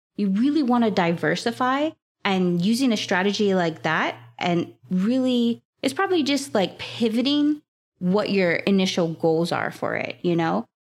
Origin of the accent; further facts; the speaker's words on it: Hawaii, United States; I am from Hawaii